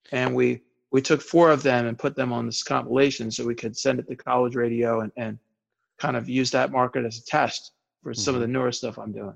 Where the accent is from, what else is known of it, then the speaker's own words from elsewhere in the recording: Maryland, United States; also born or lived in Bethesda, Maryland / New York / Texas / California; I was born in Bethesda, Maryland, mm-hmm. and then for a small period of time was in New York and Texas and California.